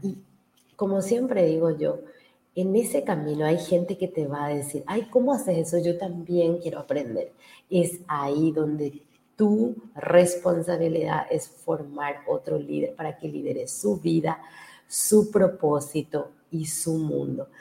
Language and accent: Spanish; Paraguay; yo he hecho mucho trabajo eh, como paraguaya. he capacitado más de 40.000 mil personas en mi país